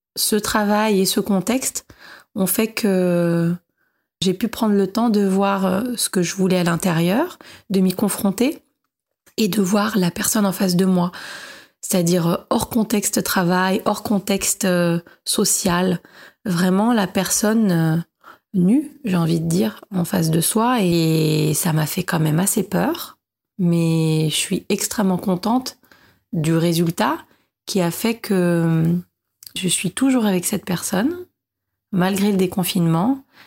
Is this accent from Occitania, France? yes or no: no; Paris, Île-de-France, France; j'ai 37 ans, je viens de Paris, je suis journaliste indépendante